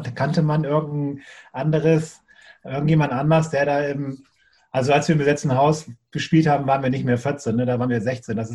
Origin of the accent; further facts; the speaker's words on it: Bremen, Germany; ich komme ja aus Bremen Nord, das ist nochmal ein bisschen weiter